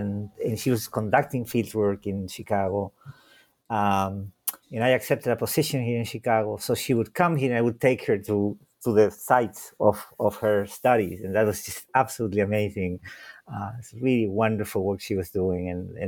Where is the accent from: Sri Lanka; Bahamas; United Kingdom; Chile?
Chile; Santiago, Santiago Metropolitan Region; first language Spanish; English is a second language; I was born in Santiago de Chile, although I tend to say that I'm not the prototypical Chilean, because it was an accident that I was born there.